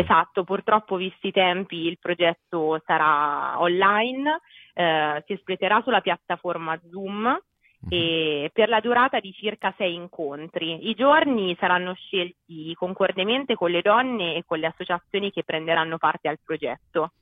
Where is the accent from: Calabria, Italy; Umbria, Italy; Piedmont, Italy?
Umbria, Italy; Perugia; vengo da Perugia